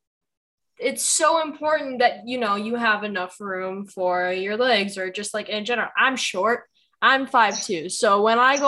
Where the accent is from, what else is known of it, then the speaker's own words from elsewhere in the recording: Chicago, Illinois, United States; my hometown team